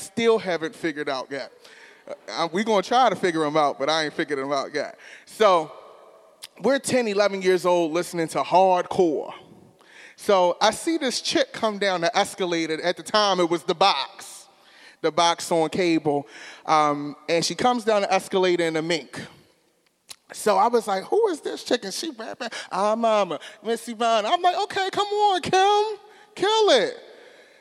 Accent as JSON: {"language": "English", "town": "Baltimore", "region": "Maryland", "country": "United States", "tie": "born or raised there", "said": "I grew up in West Baltimore City."}